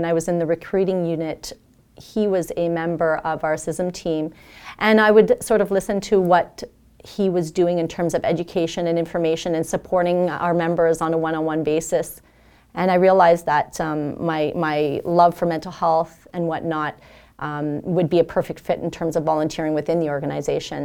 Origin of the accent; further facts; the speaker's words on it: Elliott Lake, Ontario, Canada; moved away; coming from a small town, I'm originally from Elliott Lake, Ontario, which was very non-culturally diverse.